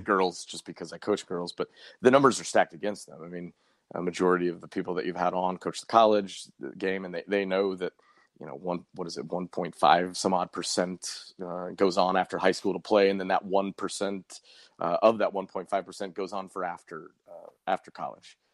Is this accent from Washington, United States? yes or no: no; Colorado, United States; now in St. Louis, United States; when I was growing up in Colorado